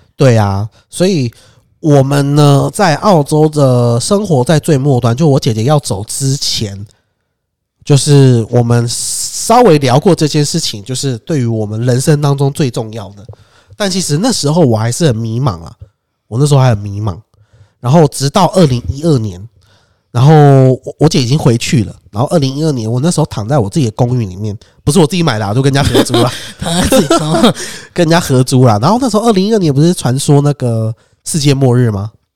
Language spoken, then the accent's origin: Chinese; Taiwan; 我们台湾人